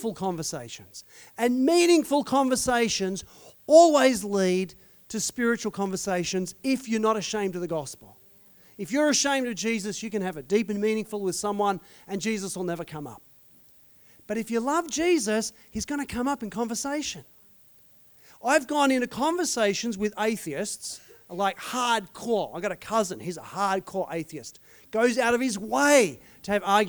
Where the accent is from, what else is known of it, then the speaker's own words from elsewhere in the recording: Australia; being an Aussie